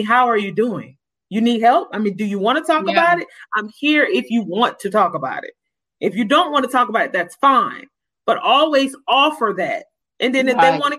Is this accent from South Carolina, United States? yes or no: yes; Orangeburg, South Carolina, United States; I'm from Orangeburg. I know people in this area